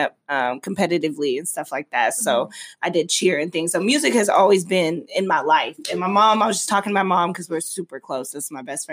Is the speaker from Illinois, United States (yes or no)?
no; Las Vegas, Nevada, United States; I'm from Las Vegas, born and raised. This is my city.